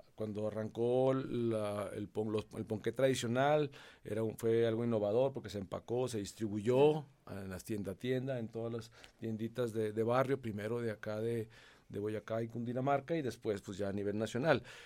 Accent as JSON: {"language": "Spanish", "country": "Mexico", "also_born_or_lived": "Nuevo León", "moved": "as an adult", "lives_now": "Colombia", "said": "soy mexicano"}